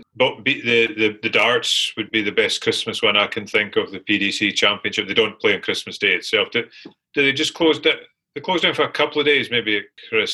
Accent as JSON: {"language": "English", "town": "Glasgow", "region": "Scotland", "country": "United Kingdom", "said": "asked where I was from. As uh, I told him Glasgow"}